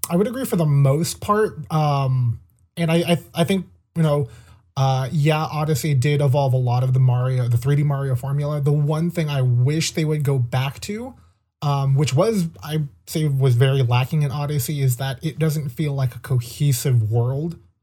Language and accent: English; California, United States; also born or lived in Maine; we're both from California